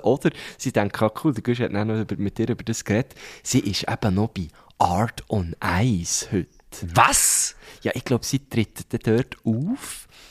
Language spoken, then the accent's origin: German; Thun, Bern, Switzerland; Wir, wir sind eigentlich quasi zusammen aufgewachsen in Thun